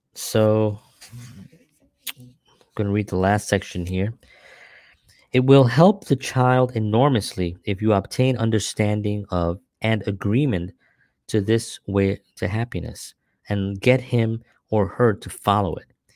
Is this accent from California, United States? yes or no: no; New York City, New York, United States; growing up in the Bronx